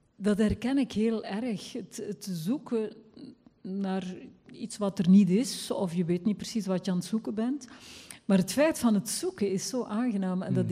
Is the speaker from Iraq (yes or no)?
no; West Flanders, Belgium; accent: West Flemish; ik ben zelf West-Vlaamse